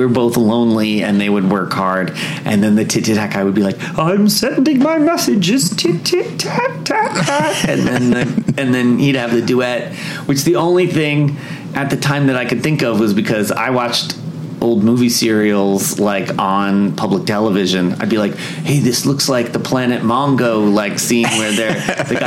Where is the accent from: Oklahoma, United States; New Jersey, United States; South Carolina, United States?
New Jersey, United States; now in Los Angeles, United States; When I grew up in New Jersey